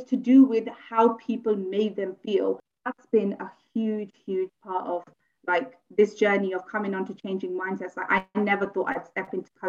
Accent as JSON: {"language": "English", "town": "Luton", "region": "East of England", "country": "United Kingdom", "tie": "born or raised there", "said": "I'm born and bred here. However, I come from Luton."}